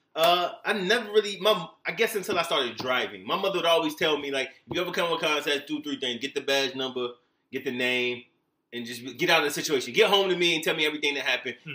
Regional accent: Virginia Beach, Virginia, United States; moved away; I'm from Virginia Beach, Virginia area

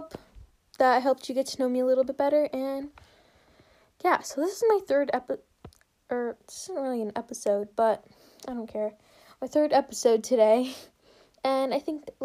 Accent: United States; first language English; I'm Brazilian. Both of my parents were born in Brazil, and I was born in the United States

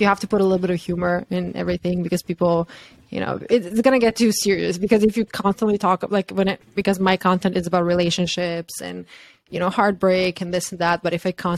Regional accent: Croatia; moved away as an adult; also born or lived in New York; I'm from Croatia

